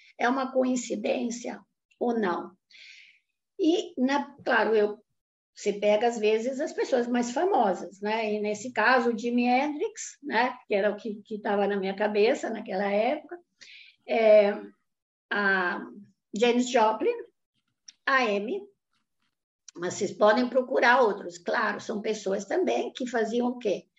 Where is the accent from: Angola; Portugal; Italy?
Italy; now in Brazil; eu nasci no pós-guerra na Itália